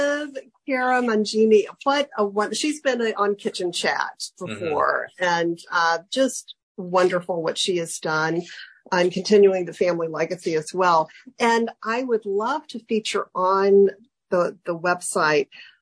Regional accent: Alabama, United States; my home state of Alabama

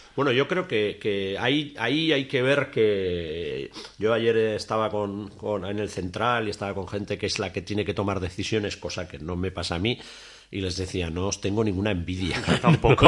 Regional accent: Tafalla, Navarre, Spain; now in Pamplona, Spain; yo vivo en Iruña, pero soy de Tafalla

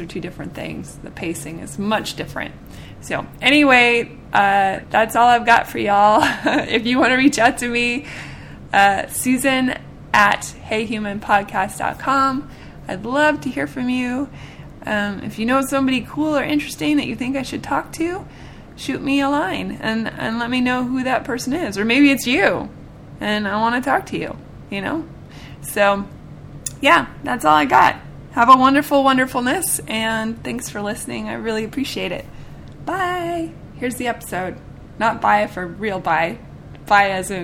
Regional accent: Seattle, Washington, United States; now in Nashville, United States; I'm from Seattle

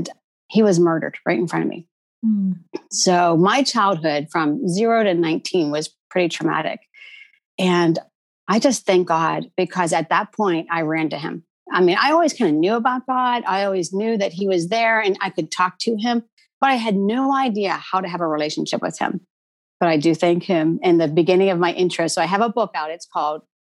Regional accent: East Coast, United States; we're from the East Coast

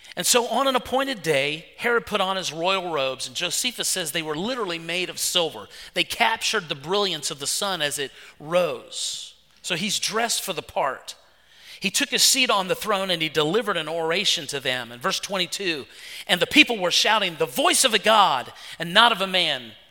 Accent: West Virginia, United States; moved away; I'm from West Virginia

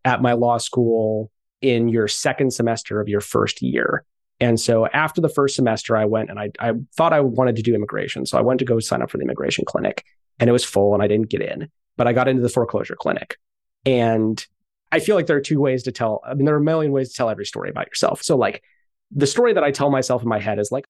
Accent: Santa Barbara, California, United States; I grew up in Santa Barbara.

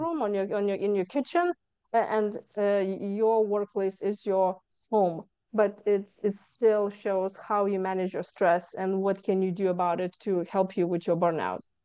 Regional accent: Lithuania; moved away as an adult; now in Houston, United States; I came from Lithuania

